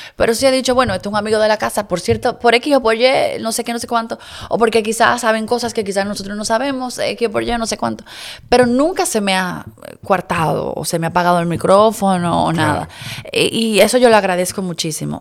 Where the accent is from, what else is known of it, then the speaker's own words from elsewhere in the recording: Dominican Republic; yo soy una hija de la República Dominicana